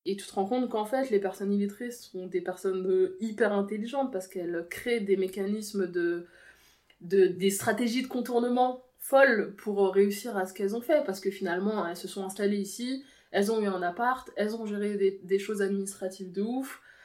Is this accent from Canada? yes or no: no; Versailles, Île-de-France, France; je suis née à Versailles